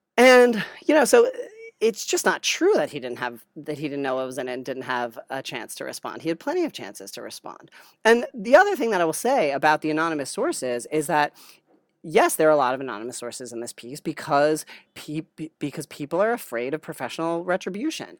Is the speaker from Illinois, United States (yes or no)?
no; New Jersey, United States; moved away as an adult; also born or lived in Stanford, California; I grew up in New Jersey